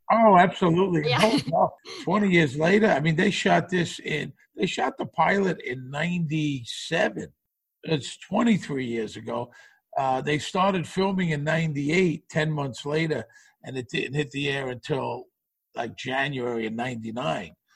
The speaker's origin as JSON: {"language": "English", "town": "New York City", "region": "New York", "country": "United States", "tie": "born or raised there", "also_born_or_lived": "Las Vegas / Los Angeles", "moved": "as an adult", "said": "I grew up in Brooklyn, but I left in like 1979"}